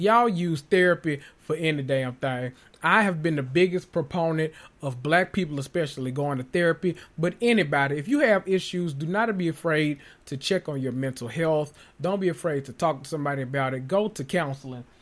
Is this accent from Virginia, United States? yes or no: no; Memphis, Tennessee, United States; I'm from North Memphis.